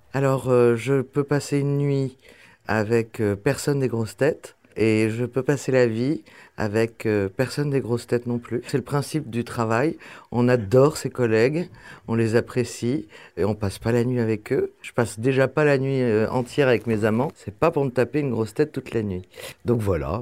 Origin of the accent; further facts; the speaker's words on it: Paris, Île-de-France, France; Je suis né à Paris. J'ai vécu toute ma vie à Paris.